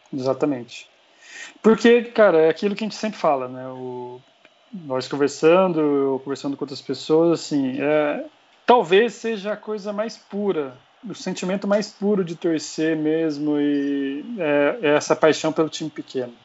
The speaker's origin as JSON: {"language": "Portuguese", "town": "Pouso Alegre", "region": "Minas Gerais", "country": "Brazil", "moved": "as an adult", "lives_now": "São Paulo, Brazil", "said": "eu sou mineiro, mas já paulistano desde 2010"}